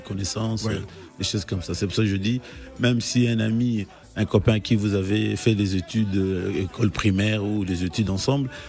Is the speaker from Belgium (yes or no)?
no; DR Congo; now in France; je suis congolais